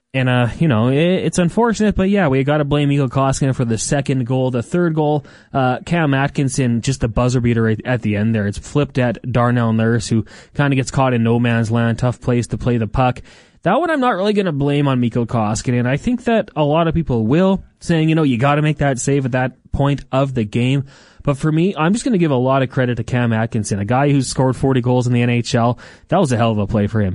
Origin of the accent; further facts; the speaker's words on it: Edmonton, Alberta, Canada; I grew up in Edmonton. I was an Oilers fan my whole life